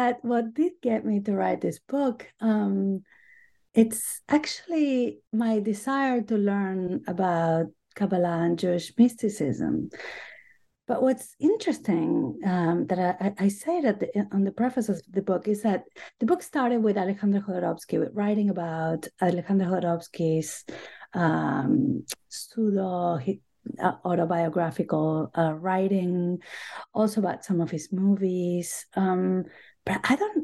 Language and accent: English; Buenos Aires, Argentina; English is a second language; moved away as an adult; also born or lived in Boston / New York; now in United States; I grew up in Buenos Aires, Argentina. I have been in the U.S. for most of my life now